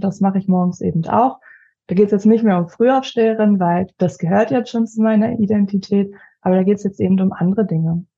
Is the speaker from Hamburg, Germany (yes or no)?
no; Leipzig, Saxony, Germany; Ich komme aus Leipzig